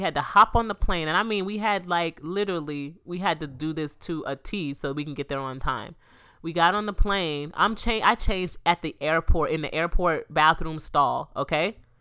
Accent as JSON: {"language": "English", "region": "Florida", "country": "United States", "tie": "born or raised there", "said": "This Florida, this my hometown. I mean, this my, my home state, too"}